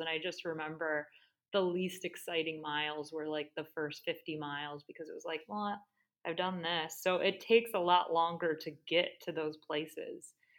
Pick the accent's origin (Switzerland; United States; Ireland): United States; Great Lakes, Ohio; also born or lived in Australia; born and raised on the Great Lakes